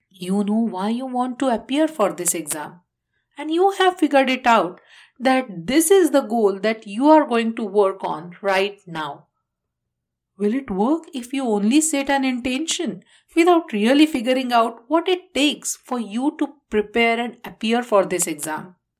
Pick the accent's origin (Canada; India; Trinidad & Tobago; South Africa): India; moved away; my home country, India